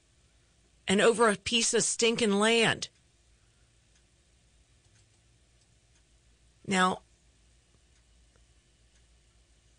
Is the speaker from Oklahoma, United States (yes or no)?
no; Bethesda, Maryland, United States; I grew up in Bethesda, Maryland